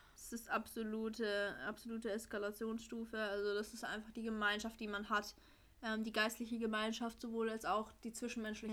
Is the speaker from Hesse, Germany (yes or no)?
yes; Frankfurt area, Hesse, Germany; born or raised there; also born or lived in Swabia